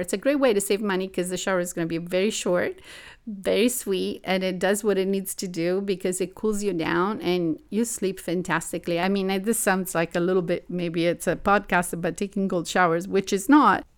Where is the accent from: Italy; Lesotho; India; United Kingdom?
Italy; also born or lived in Tokyo / New York; now in Los Angeles, United States; I grew up in Italy